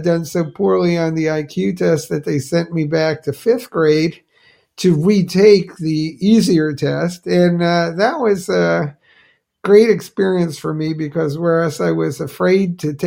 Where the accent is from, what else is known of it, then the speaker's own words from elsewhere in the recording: New Jersey, United States; my hometown in New Jersey